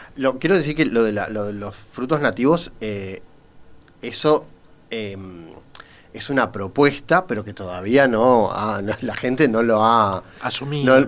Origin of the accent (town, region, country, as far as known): Uruguay